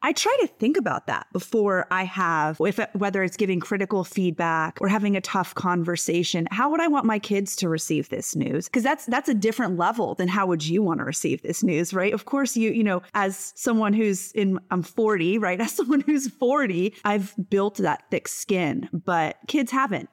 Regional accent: Stuart, Florida, United States; raised in Stuart, Florida. It is a small, beachy town on the east coast of Florida

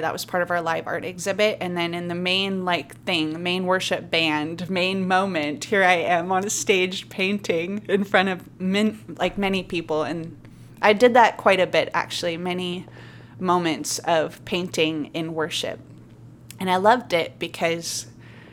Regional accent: Montana, United States; moved away as an adult; now in Solana Beach, United States; I'm from Montana originally

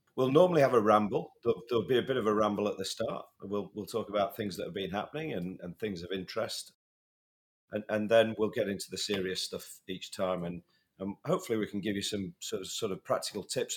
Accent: United Kingdom; also born or lived in north of England; being a Brit

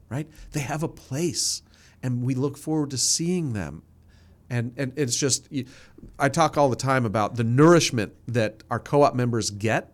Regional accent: New Jersey, United States; moved away; I grew up in New Jersey, uh, forty-five minutes outside of New York City.

